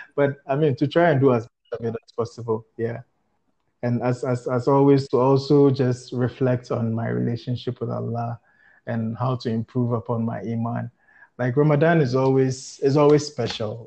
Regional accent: Ghana; moved away as an adult; now in Gambia; I'm Ghanaian

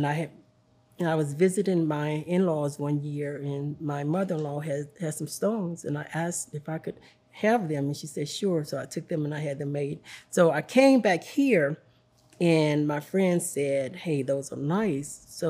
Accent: Cleveland, Tennessee, United States; now in Chattanooga, United States; Well, I live in the city, Chattanooga, but I'm from Cleveland, Tennessee.

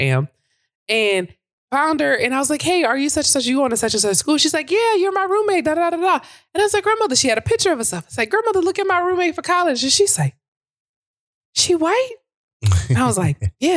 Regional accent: Louisiana, United States; also born or lived in Kenner, Louisiana; I'm from Old Piece of Loose Ass, Louisiana

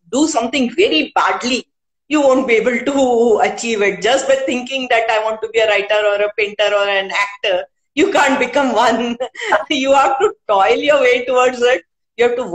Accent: India; first language Hindi; English is a second language; initially, I couldn't write in Hindi, though Hindi is my mother tongue.

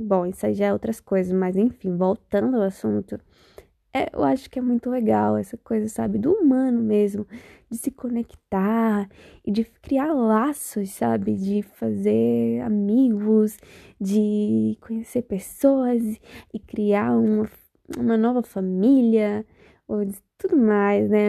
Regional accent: Bahia, Brazil; now in Spain; eu sou baiana. Para quem não sabe, baiana. E não baiana de Salvador, baiana de outro lugar. Da Bahia também.

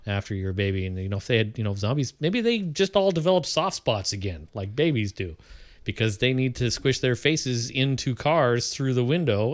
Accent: Canada; I'm Canadian

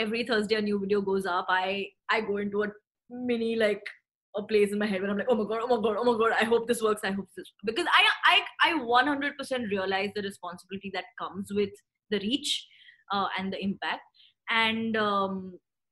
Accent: Thane, Maharashtra, India; We are from Thane in Mumbai, where I used to go to school.

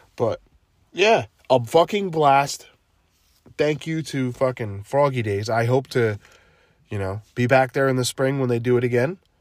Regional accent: New Jersey, United States; I'm from New Jersey

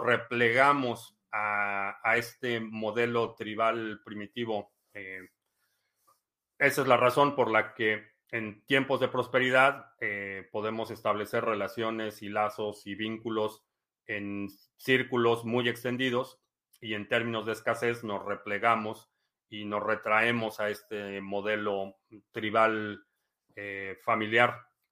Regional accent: Mexico; moved away; cuando yo crecí en México

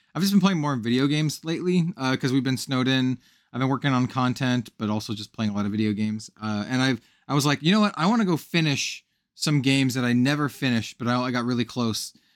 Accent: Wyoming, United States; also born or lived in California; now in Portland, United States; I was born in Wyoming. So, like, the whole, like, cowboy aesthetic, while not, uh, something I partake in these days, uh, 'cause I live in Portland, Oregon, uh, something, something that I'm very much aware of and grew up

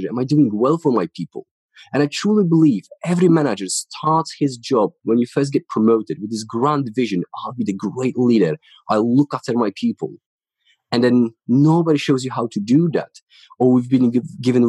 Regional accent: Ruda Śląska, Silesian Voivodeship, Poland; English is a second language; moved away as an adult; now in United Kingdom; So I'm from Poland. I grew up in the city called Ruda Śląska.

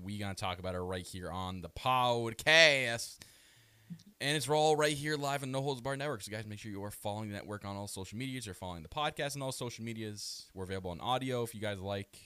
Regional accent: Canada; I am your Canadian prince

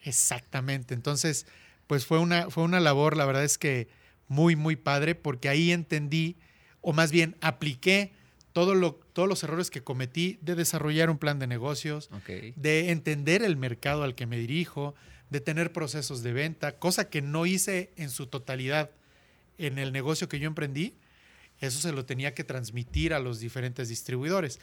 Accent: Cuautla, Morelos, Mexico; also born or lived in Puebla / Barcelona; me regresé a la ciudad de Cuautla, de donde soy originario

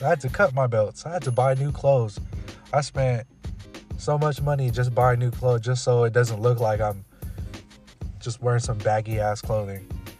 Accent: Philippines; And you know how grandma be sometimes, you know, especially being Filipino, you always gotta eat.

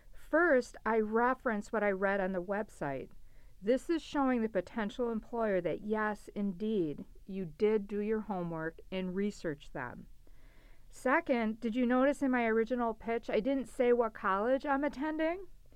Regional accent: Milwaukee, Wisconsin, United States; I'm originally from Milwaukee, Wisconsin, and looking for entry-level business management opportunities in the Midwest.

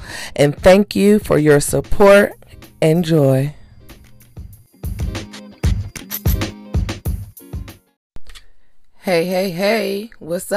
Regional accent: Pittsburgh, Pennsylvania, United States; now in Tampa, United States; my hometown in Pittsburgh, Pennsylvania

